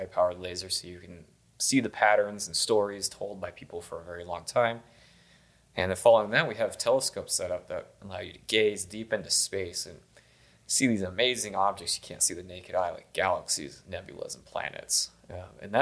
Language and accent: English; Colorado Plateau, United States; growing up in the Colorado Plateau and working in the Colorado Plateau